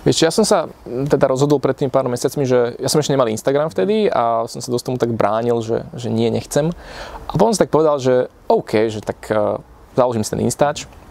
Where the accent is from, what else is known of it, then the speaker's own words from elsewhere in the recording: Piešťany, Trnava Region, Slovakia; now in Bratislava, Slovakia; ja pochádzam z Piešťan